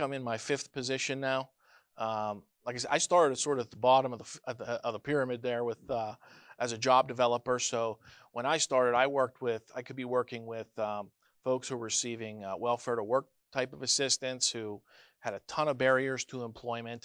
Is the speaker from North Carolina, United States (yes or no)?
no; Neshannock Township, Pennsylvania, United States; also born or lived in Greenville, Pennsylvania; I was born right here in Greenville, Pennsylvania, uh, forty-one years ago. So I've, uh, my mom is from Newcastle. I grew up in Neshanic Township. Still live there today